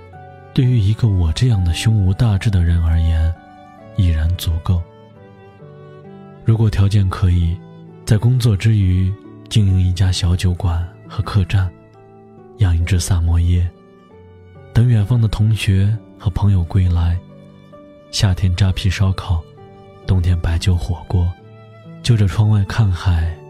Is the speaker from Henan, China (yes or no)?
yes; Henan, China; 我的家乡是豫西北的一个小县城。曾经那里是以煤炭著称，但时至今日，煤炭早已被开采殆尽，故乡转型做起了旅游开发。